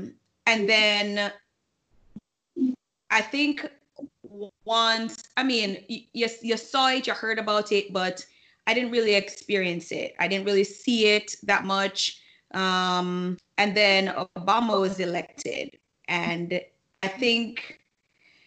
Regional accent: Jamaica; moved away; when we were growing up in Jamaica

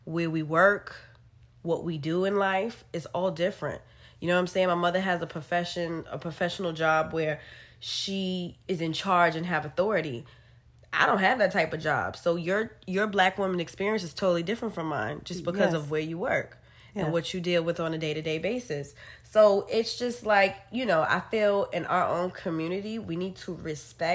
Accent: New York City, New York, United States; we're from New York and we've lived in a city where everything is a melting pot

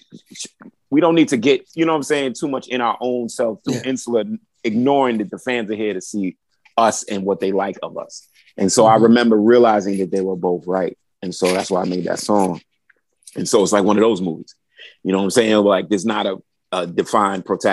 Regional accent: New York City, New York, United States; I'm from Brooklyn.

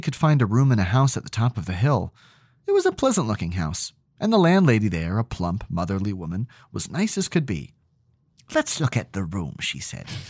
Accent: New Hampshire, United States; growing up in New Hampshire

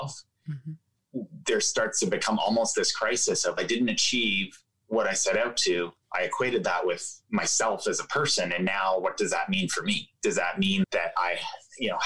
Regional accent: Ottawa, Ontario, Canada; I was growing up in Ottawa, Canada. That's where I grew up

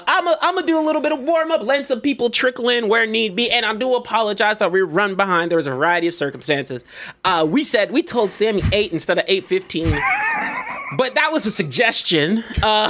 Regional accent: Zimbabwe; I'm from Zimbabwe.

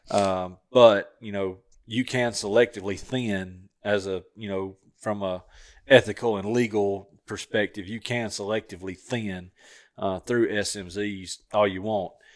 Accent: Southern Tennessee, United States; where I grew up hunting in Southern Tennessee

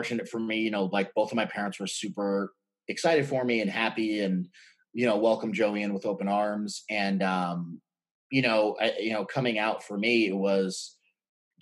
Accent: New York City, New York, United States; moved away; we're originally from Brooklyn, New York.

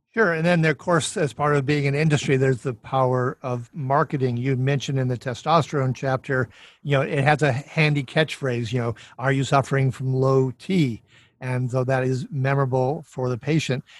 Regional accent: Minnesota, United States; I'm from Minnesota

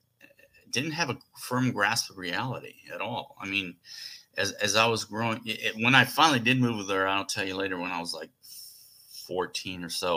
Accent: Puerto Rico; also born or lived in New York City; So they moved to Puerto Rico. And that's where I lived till they got divorced. I think I was like 4 or 5.

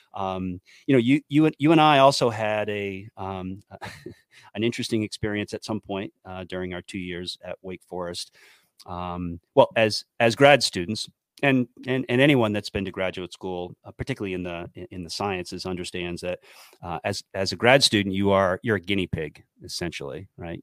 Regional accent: New Hampshire, United States; moved away as an adult; I was from New Hampshire

